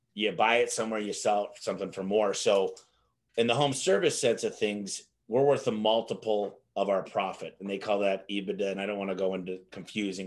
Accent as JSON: {"language": "English", "region": "Michigan", "country": "United States", "tie": "born or raised there", "moved": "yes", "lives_now": "Phoenix, United States", "said": "I'm from Michigan originally. I moved out to Phoenix in 1999"}